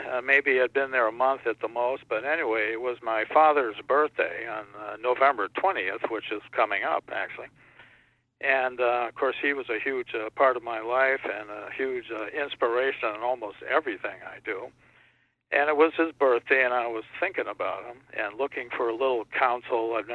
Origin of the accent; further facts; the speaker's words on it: Connecticut, United States; born there; when we moved to Connecticut and all my, all over the country, my dad was there for a while, but I was born in Connecticut.